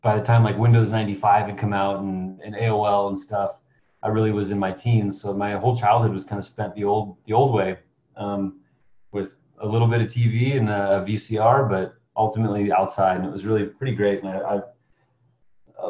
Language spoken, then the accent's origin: English; Seattle, Washington, United States; I was born in the Pacific Northwest in Seattle, Washington, and grew up there as well.